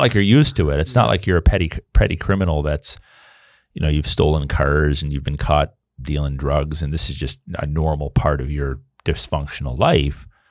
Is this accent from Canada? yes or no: yes; Canada; I'm a historical Canadian. You know, my family's been here on, through one of Alliance for almost four hundred years.